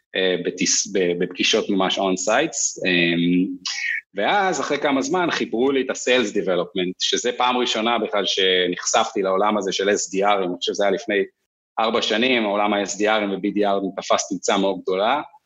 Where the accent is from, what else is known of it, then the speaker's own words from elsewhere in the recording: Kfar Tavor, Northern District, Israel; moved away as an adult; also born or lived in Kibbutz Beit Alfa / New York, United States; אני בן קיבוץ בטלפה במקור, גדלתי אחרי זה בכפר תבור